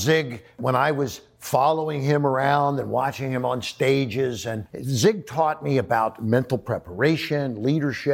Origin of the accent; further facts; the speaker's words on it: Cincinnati, Ohio, United States; I grew up in Cincinnati, Ohio